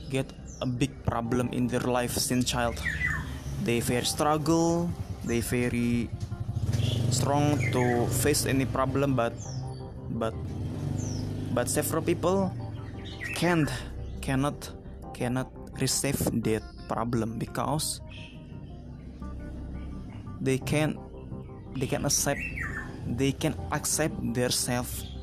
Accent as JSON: {"language": "English", "region": "Jakarta", "country": "Indonesia", "second_language": "English", "said": "I'm from Indonesia, exactly exactly in Jakarta, but exactly I live in District Tangerang Selatan."}